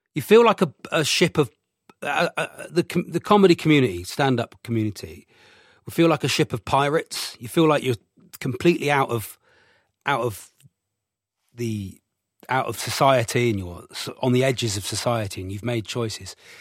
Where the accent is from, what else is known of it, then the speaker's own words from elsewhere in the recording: Devon, South West England, United Kingdom; I'm from Devon.